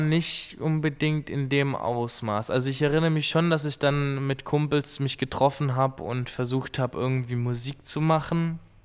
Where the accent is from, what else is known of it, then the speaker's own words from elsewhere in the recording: Schorndorf, Baden-Württemberg, Germany; bei uns in Schorndorf in der Manufaktur